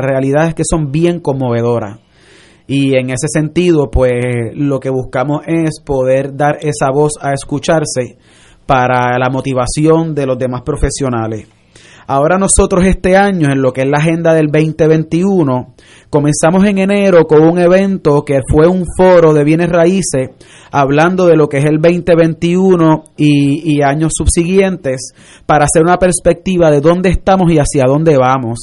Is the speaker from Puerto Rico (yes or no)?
yes; Puerto Rico; como puertorriqueños somos sangre caliente